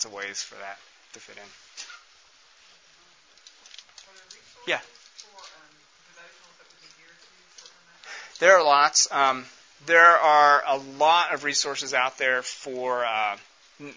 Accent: United States

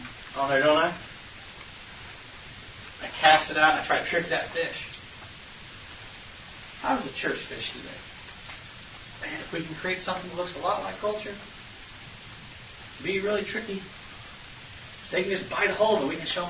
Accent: Iowa, United States; I'm from Iowa

